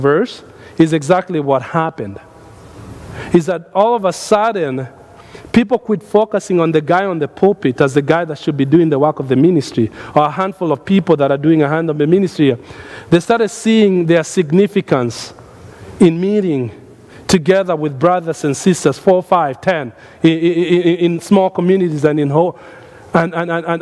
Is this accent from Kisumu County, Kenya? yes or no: no; Nairobi, Kenya; now in United States; when I was growing up in Nairobi, we did something at our church in Nairobi as a young man